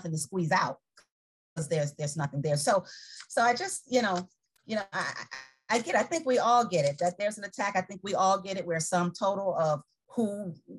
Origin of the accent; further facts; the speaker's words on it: Chicago, Illinois, United States; now in Tampa, United States; I'm from Chicago